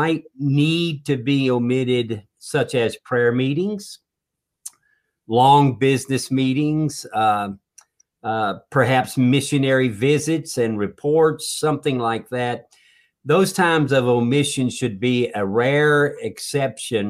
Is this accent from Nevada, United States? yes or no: no; North Carolina, United States; Where I grew up down in North Carolina with a lot of churches